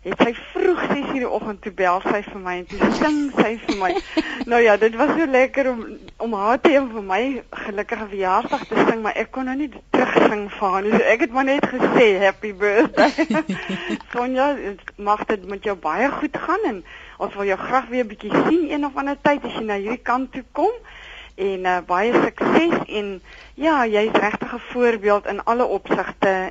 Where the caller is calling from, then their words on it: Knysna, Western Cape, South Africa; van Nysna.